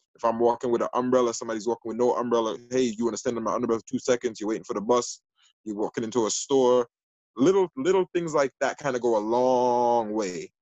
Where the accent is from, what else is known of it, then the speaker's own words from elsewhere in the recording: New York City, New York, United States; also born or lived in Jamaica (parents' origin); the Northeast Bronx, where I live now in the 12th district